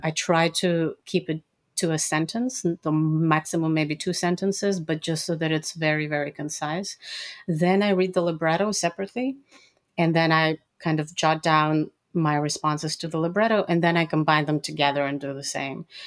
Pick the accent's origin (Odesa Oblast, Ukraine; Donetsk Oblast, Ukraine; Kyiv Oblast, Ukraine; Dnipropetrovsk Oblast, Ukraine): Odesa Oblast, Ukraine; Odesa; moved away; also born or lived in Israel; I was born and raised in USSR uh, which is now Ukraine